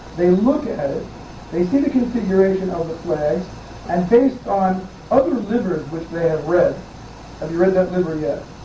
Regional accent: New York City, New York, United States; I grew up in the Bronx, in a fairly rough neighborhood, you know, 50 years ago.

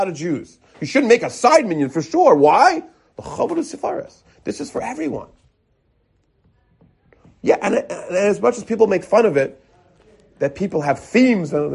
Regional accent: United States; now in Jerusalem, Israel; because I'm from America

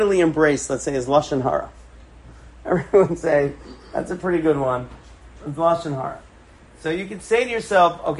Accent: New York City, New York, United States; I grew up in Forest Hills in Queens, a couple of blocks away from my grandparents.

